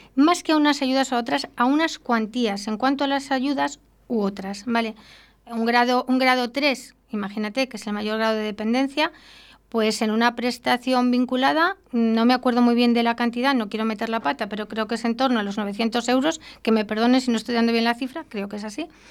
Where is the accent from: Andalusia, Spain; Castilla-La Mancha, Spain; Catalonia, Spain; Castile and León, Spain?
Castile and León, Spain; Arroyo de la Encomienda; yo soy vecina de Arroyo de la Encomienda